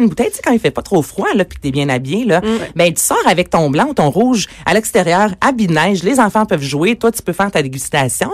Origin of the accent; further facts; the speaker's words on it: Varennes, Quebec, Canada; now in Montreal, Canada; Je suis à Montréal, je viens de Varennes.